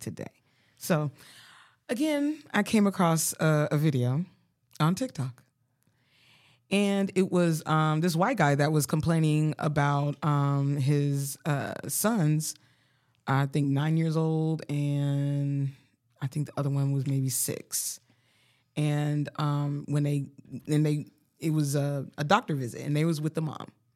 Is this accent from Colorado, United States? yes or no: yes; Colorado, United States; moved away; I was from Colorado